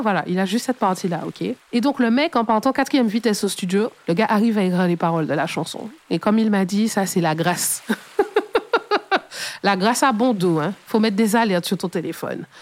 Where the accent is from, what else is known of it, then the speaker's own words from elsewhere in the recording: Martinique; chez nous en Martinique